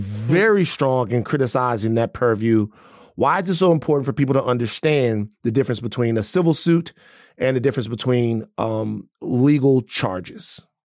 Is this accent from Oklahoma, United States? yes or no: no; Baton Rouge, Louisiana, United States; moved away; I'm from two places, from Gardier Lane and I'm also from South Baton Rouge, the bottom